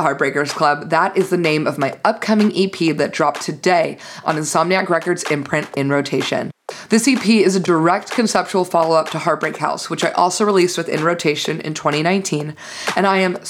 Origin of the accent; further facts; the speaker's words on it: Los Angeles, California, United States; my hometown